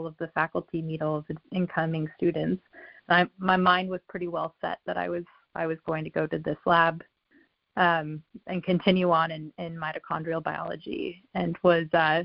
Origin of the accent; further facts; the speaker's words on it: Colorado, United States; moved away; I'm from Colorado